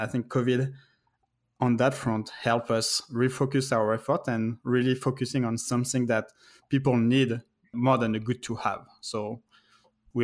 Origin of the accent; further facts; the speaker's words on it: France; moved away as an adult; also born or lived in Paris; now in United States; I'm originally from France. I actually moved in the US in 2011.